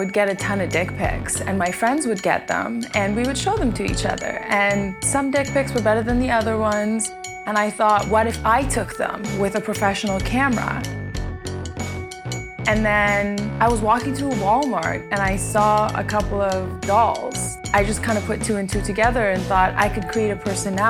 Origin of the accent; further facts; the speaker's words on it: Iran; now in New York, United States; I was born in Iran, and now I live in New York.